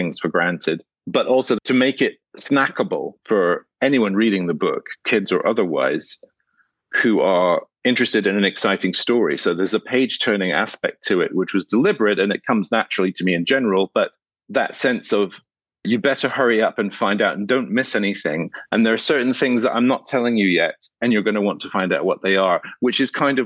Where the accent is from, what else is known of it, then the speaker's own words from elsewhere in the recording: Scotland, United Kingdom; I grew up in Scotland